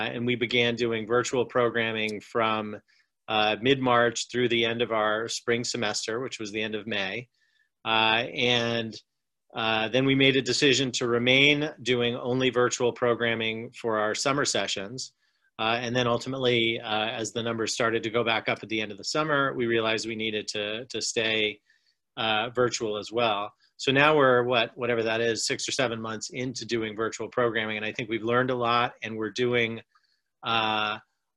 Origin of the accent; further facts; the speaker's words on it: the North, United States; now in the South, United States; I grew up in the North, and even though I have lived in the South for a long period of time